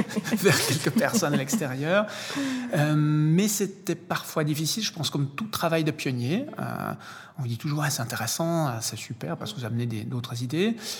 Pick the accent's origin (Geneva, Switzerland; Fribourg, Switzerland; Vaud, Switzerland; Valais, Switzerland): Vaud, Switzerland; Lausanne; je suis suisse, né ici à Lausanne